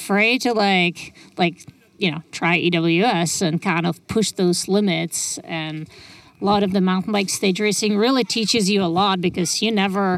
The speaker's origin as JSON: {"language": "English", "country": "Czechia", "tie": "born or raised there", "also_born_or_lived": "Lake Tahoe, California", "moved": "as an adult", "said": "I grew up in the Czech Republic"}